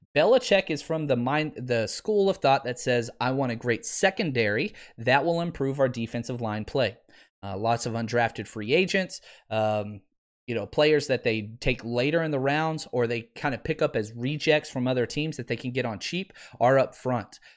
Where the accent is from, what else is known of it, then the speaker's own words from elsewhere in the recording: Texas, United States; I'm from Texas